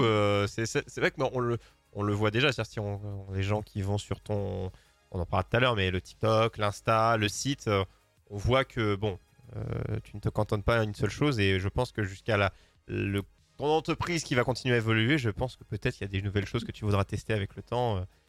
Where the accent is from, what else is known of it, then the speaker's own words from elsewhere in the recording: France; je suis français